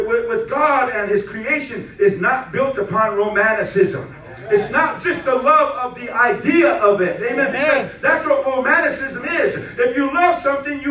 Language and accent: English; Rosebud Reservation, South Dakota, United States; My home is out there on the Rosebud Reservation. That's where I was born and raised.